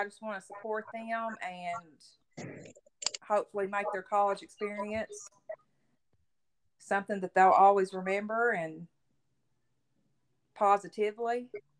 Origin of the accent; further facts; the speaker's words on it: Tennessee, United States; I'm from Tennessee.